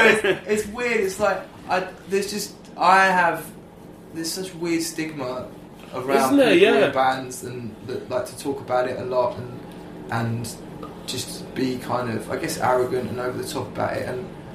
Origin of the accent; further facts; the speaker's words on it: United Kingdom; because I'm British.